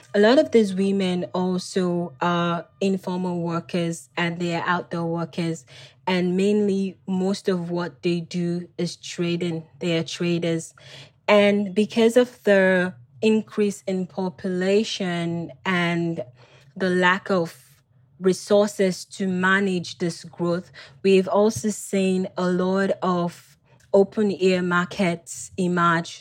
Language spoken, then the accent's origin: English; Freetown, Western Area, Sierra Leone; I was born and raised in Freetown